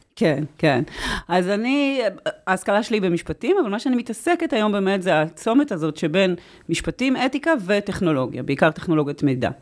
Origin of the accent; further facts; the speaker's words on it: Israel; אני קיבוציקית במקור